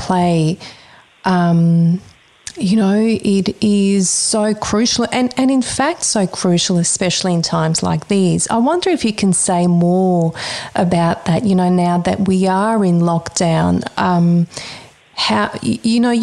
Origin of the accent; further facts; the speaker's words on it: Croatia; moved away; I grew up in Croatia, coming here during the war, but I'm a Bosnian Serbian